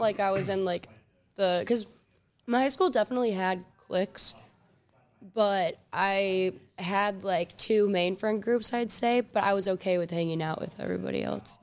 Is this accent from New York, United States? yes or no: no; Willoughby, Ohio, United States; also born or lived in Solon, Ohio / Knoxville, Tennessee / Cleveland, Ohio; I grew up in Willoughby and then also in Solon